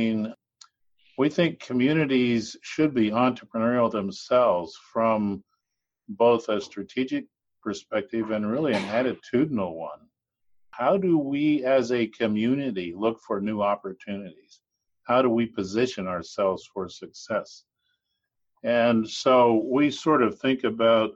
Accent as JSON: {"language": "English", "region": "western Nebraska", "country": "United States", "tie": "born or raised there", "said": "I grew up in Nebraska. I grew up in the western part of the state"}